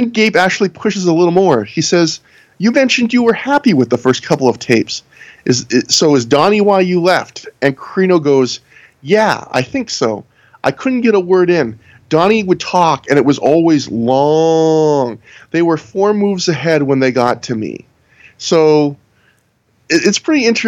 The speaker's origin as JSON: {"language": "English", "country": "Canada", "said": "I'm Canadian"}